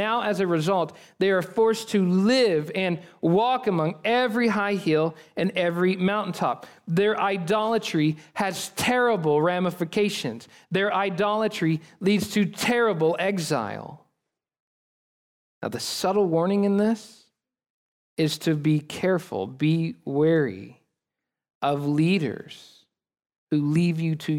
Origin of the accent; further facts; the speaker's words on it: United States; we as American people